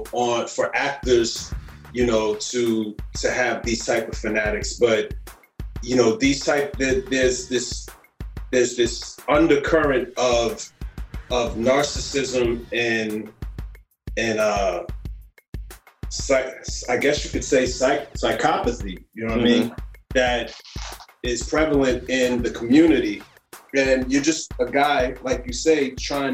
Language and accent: English; New York City, New York, United States; I come from Harlem, you know what I'm saying? And yeah. I come from Harlem